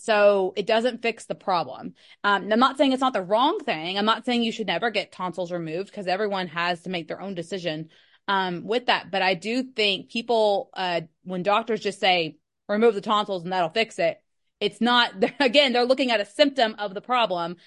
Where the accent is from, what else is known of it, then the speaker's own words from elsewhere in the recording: Kentucky, United States; I'm from Kentucky